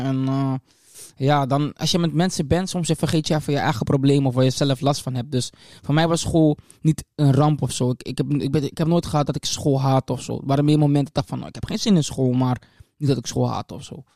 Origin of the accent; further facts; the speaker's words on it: Leeuwarden, Friesland, Netherlands; also born or lived in Amstelveen; ik ben geboren in Amstelveen-Zuid. Ehm, daar ben ik gedeeltelijk opgegroeid. Ik heb daar ehm, tot mijn tiende, denk ik, gewoond, ongeveer, Amstelveen. Ehm, toen ben ik naar Leeuwarden gekomen